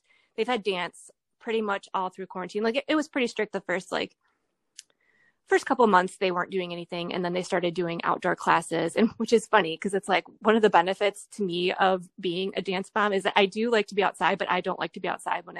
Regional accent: Ohio, United States; I mean, you know, growing up in Ohio, winters are really bad in the Midwest.

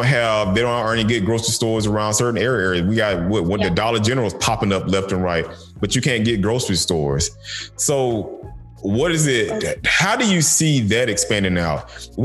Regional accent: the South, United States; Growing up in the South, we had so much stuff growing out in the open area

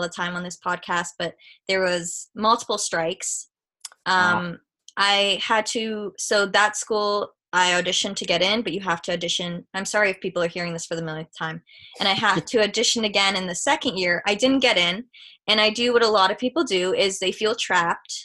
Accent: Waterloo, Ontario, Canada; I'm from Waterloo.

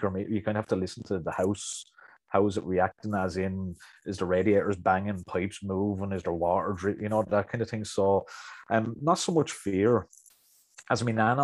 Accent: County Wicklow, Ireland; accent: Wicklow; I'm from Wicklow myself

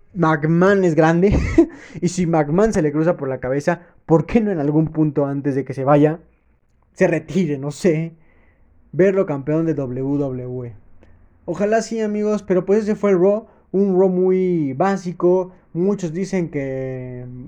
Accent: Mexico; como buen mexicano

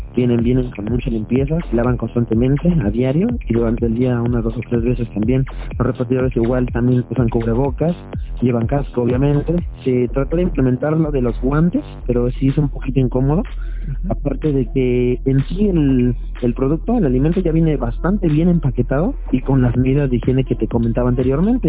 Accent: Mexico; como todo mexicano

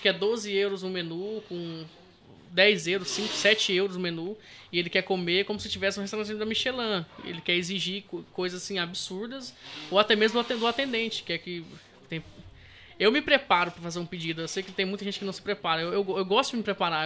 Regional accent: Brazil; now in Portugal

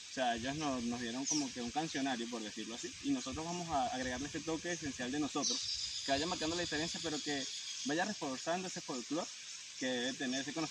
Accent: Venezuela; la música que nosotros conocemos como venezolanos

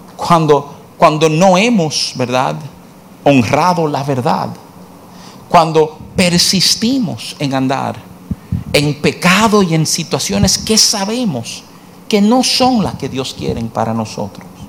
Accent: New York, United States; de jovencito, me, eh, me crié en Nueva York

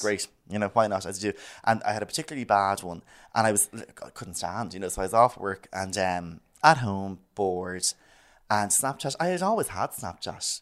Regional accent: Malahide, Leinster, Ireland; I'm from Malahide

